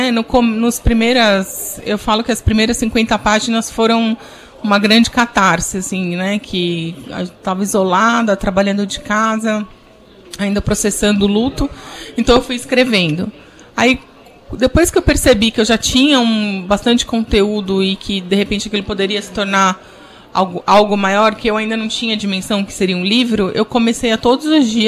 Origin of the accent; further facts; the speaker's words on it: São Paulo, Brazil; porque eu sou de São Paulo, torcedora do Palmeiras